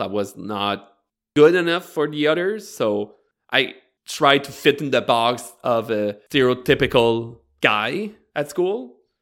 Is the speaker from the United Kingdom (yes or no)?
no; Bathurst, New Brunswick, Canada; I grew up in Northern New Brunswick, uh, more precisely in Bathurst